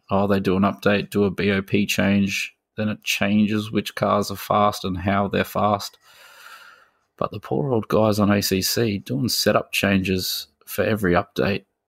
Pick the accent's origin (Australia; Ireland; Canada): Australia; as an Aussie